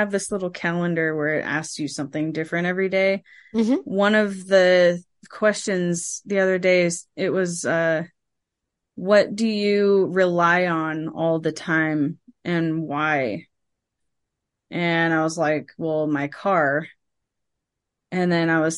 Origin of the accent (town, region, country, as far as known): San Francisco Bay Area, California, United States; born or raised there